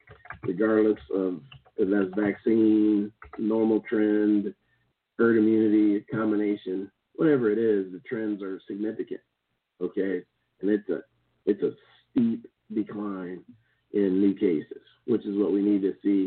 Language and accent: English; Kansas, United States; moved away; in my hometown, we have this old settlers because the Santa Fe Trail and the Oregon Trail both came through this town